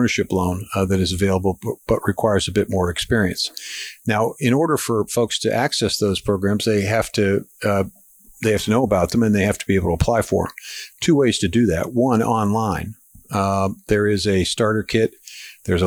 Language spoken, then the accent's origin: English; Pittsburgh, Pennsylvania, United States; moved away; I'm originally from Pittsburgh